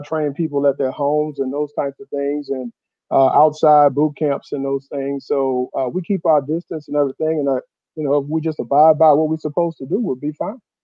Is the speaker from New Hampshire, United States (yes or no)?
no; Houston, Texas, United States; I'm from, uh, uh, Southwest Houston by Sugarland, uh, Richmond.